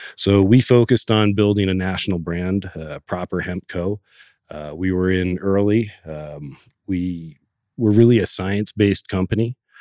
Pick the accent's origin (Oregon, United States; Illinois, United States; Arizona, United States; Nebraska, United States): Oregon, United States; growing up in Oregon